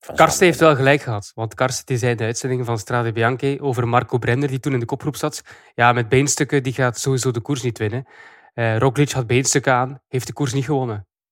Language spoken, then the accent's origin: Dutch; Belgium; als Belgen